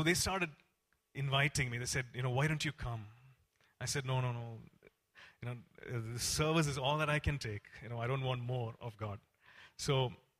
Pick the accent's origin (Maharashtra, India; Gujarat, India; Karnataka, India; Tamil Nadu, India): Tamil Nadu, India; Coimbatore; I come from Coimbatore, and we have this CSI church there